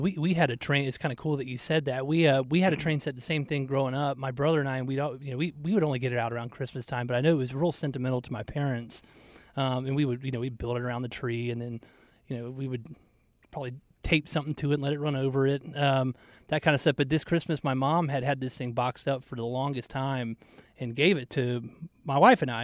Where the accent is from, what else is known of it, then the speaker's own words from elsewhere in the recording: Atlanta, Georgia, United States; now in Charlotte, United States; growing up in Georgia, like we would never get snow. I mean, you get snow sometimes in North Carolina and Charlotte, but we, I mean, in Atlanta, we never got snow